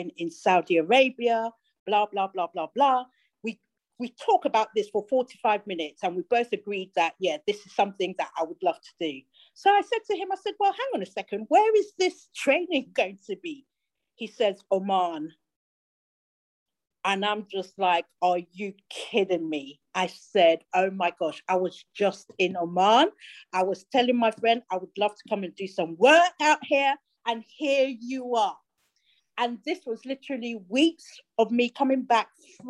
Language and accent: English; Nigeria; moved away; I grew up with him in Nigeria